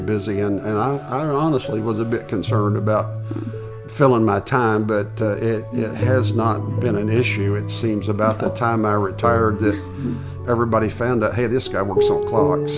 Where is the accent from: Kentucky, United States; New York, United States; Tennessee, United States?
Tennessee, United States; Nashville; moved away; I grew up in, uh, Nashville, Tennessee, and moved here in nineteen sixty-eight